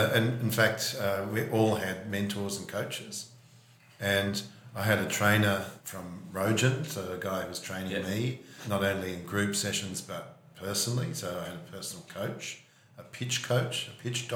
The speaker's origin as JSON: {"language": "English", "town": "Sydney", "region": "New South Wales", "country": "Australia", "tie": "born or raised there", "said": "I grew up in Sydney, in a upper North Shore"}